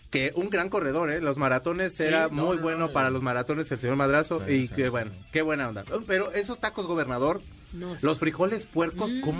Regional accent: Culiacán, Sinaloa, Mexico; De Culiacán.

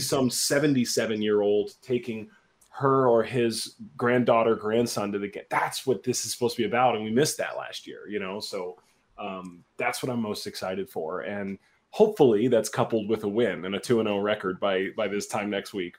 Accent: Dallas, Texas, United States; moved away as an adult; also born or lived in St. Louis / Milwaukee; now in Chicago, United States; I grew up in Dallas, Texas

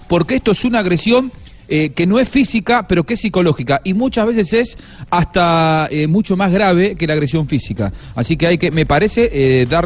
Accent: Argentina; como el argentino del grupo

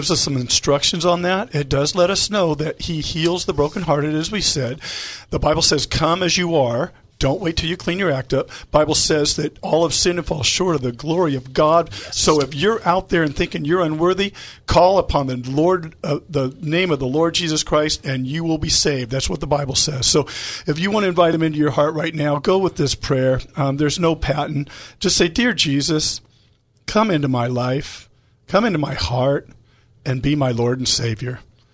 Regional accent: El Cajon, California, United States; we are born and raised in El Cajon

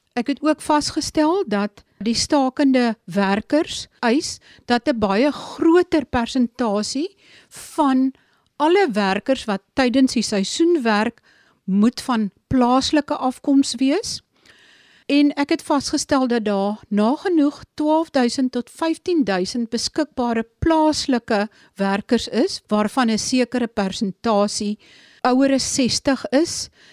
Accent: Sundays River Valley, Eastern Cape, South Africa; Dit is die gebied waar ek vandaan kom

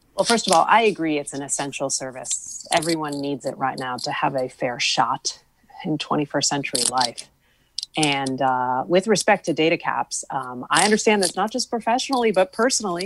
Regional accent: West Hartford, Connecticut, United States; when I was growing up in West Hartford

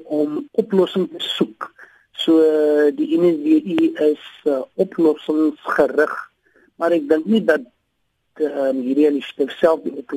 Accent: South Africa; as Suid-Afrikaners

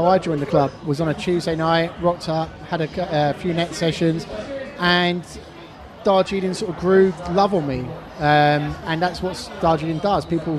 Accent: Kent, South East England, United Kingdom; moved away as an adult; now in Dubai, United Arab Emirates; I'm from Kent back in England

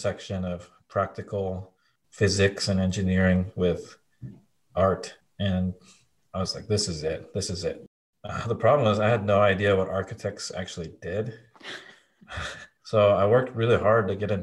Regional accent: Portland, Oregon, United States; born or raised there; also born or lived in Japan

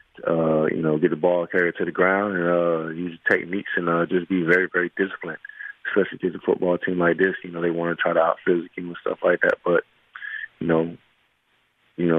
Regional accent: Miami, Florida, United States; moved away; my hometown of Miami

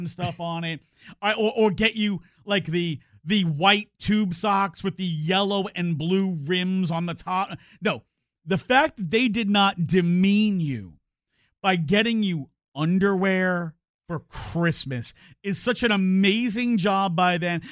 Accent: New York, United States; moved away as an adult; now in Texas, United States; growing up in New York

